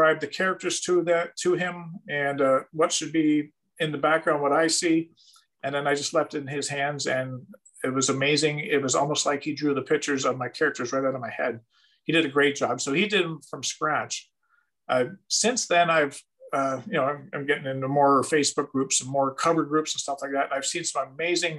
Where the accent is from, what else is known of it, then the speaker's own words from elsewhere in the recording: Canada; for me as a Canadian